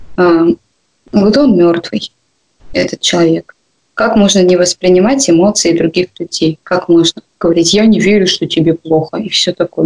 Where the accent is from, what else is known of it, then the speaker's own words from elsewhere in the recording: Komsomolsk-on-Amur, Khabarovsk Krai, Russia; А мы вообще из Комсомольска